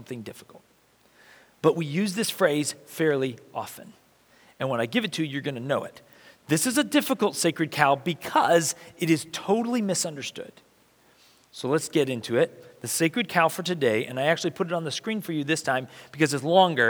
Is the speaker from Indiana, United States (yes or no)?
yes; Marion, Indiana, United States; I was born in Marion, Indiana, which is in central Indiana